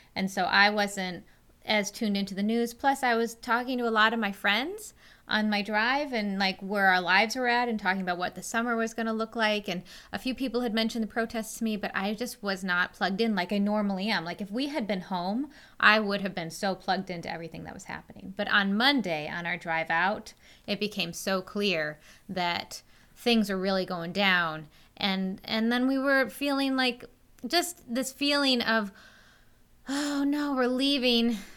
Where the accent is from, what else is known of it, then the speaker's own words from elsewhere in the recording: Western New York, United States; I grew up out here in Western New York